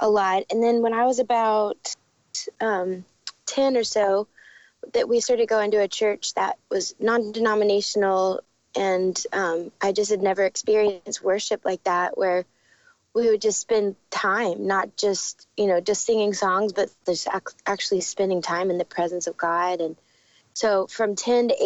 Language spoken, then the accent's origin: English; Dallas, Texas, United States; moved away as an adult; also born or lived in Arizona; now in Nashville, United States; I grew up in Dallas